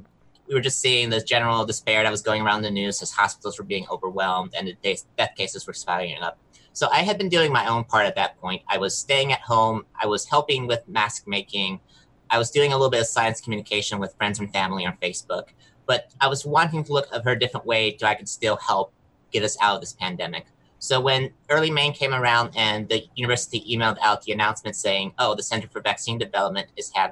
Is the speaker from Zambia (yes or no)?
no; southern Mexico, Mexico; moved away as an adult; also born or lived in Southwest Michigan, United States; now in United States; I'm originally from Southwest Michigan. I grew up in Southern Mexico. I moved myself back to the US for college